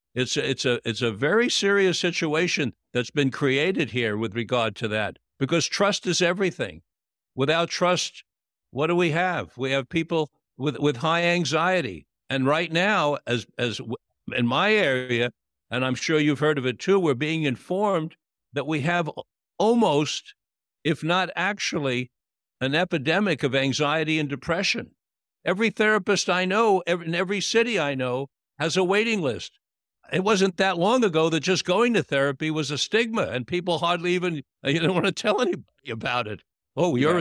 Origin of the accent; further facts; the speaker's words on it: New York, United States; when I was a little boy growing up in New York